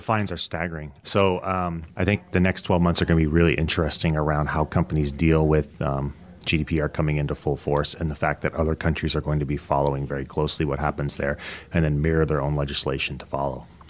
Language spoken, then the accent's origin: English; Canada; also born or lived in United States; I'm Canadian